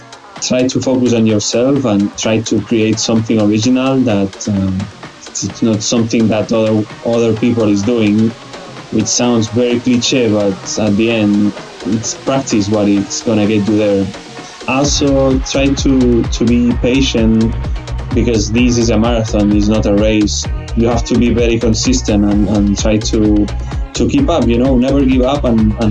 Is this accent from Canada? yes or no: no; Vilanova i la Geltrú, Catalonia, Spain; also born or lived in Lebanon; So I'm originally from Vilanova i la Geltrú. It's like a small town near Barcelona, like 40 minutes away. I was living as well in Lebanon for 1 year when I was a kid, but yeah, most of my life I was in Vilanova